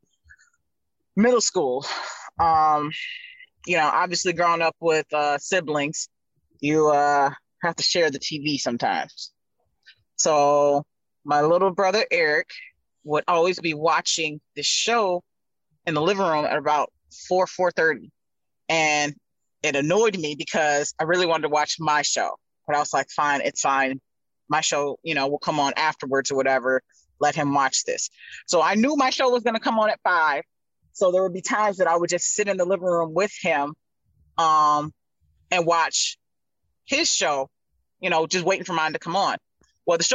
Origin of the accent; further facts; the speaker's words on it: Detroit, Michigan, United States; I'm from Detroit